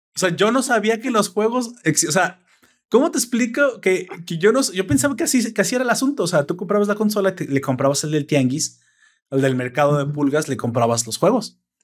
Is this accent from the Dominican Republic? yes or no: no; Mexico; accent: Mexican